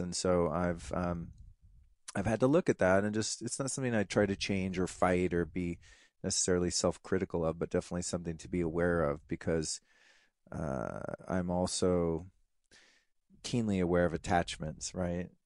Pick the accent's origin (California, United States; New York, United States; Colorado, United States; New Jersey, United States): Colorado, United States; I had kind of the dad out doing the cowboy hunter, fisher, outdoorsman thing in Colorado